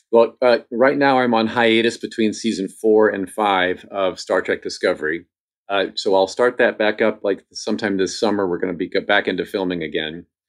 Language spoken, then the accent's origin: English; Indiana, United States; I grew up in Indiana, which is in the Midwest